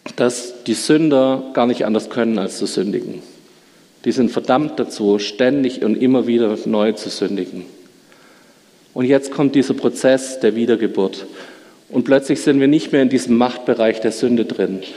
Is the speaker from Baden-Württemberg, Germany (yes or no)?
yes; Schmieden, Baden-Württemberg, Germany; Meine Mutter ist in der evangelischen Kirche in Schmieden gewesen. Ich bin dort in der Jungscharbeit groß geworden.